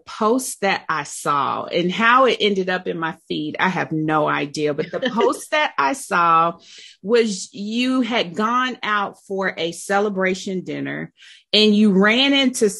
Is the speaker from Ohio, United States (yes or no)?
yes; Dayton, Ohio, United States; I was born and raised in the Gym City too.